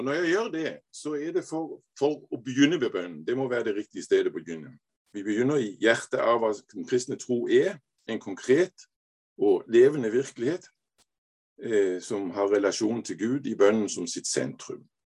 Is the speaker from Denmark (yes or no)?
yes; Denmark; Norwegian is a second language; also born or lived in Aarhus; jeg er dansk, men jeg er jo halv norsk